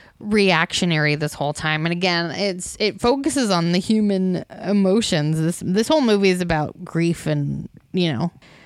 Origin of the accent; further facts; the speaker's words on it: United States; I'm from America.